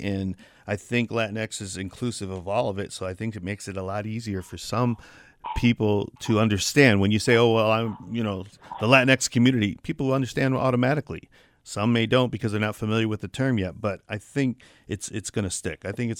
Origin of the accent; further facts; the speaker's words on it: Midwest, United States; now in Saginaw, United States; I'm Mexican-American. I'm from the Midwest. But I'm also Latino. I'm also Hispanic. I'm also Latinx.